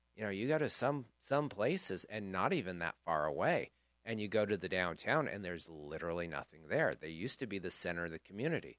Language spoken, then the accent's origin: English; Chico, California, United States; I grew up in Chico, so I have a lot of fond memories of the El Rey